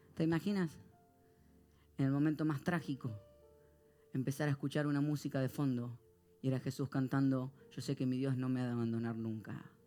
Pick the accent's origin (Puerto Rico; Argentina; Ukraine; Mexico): Argentina; soy argentino